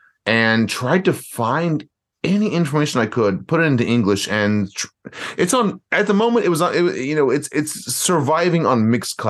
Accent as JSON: {"language": "English", "town": "Raleigh", "region": "North Carolina", "country": "United States", "moved": "yes", "lives_now": "Tokyo, Japan", "said": "I'm basically from Raleigh, North Carolina."}